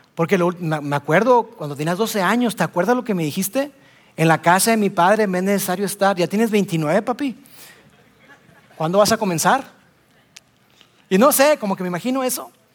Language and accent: Spanish; Monterrey, Nuevo León, Mexico; Soy regio